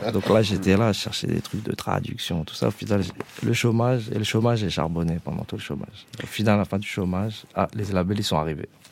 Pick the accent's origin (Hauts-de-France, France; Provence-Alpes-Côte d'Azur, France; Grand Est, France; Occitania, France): Provence-Alpes-Côte d'Azur, France; Grasse; also born or lived in Paris; quand on a grandi à Grasse, justement, euh, on n'est pas loin de Marseille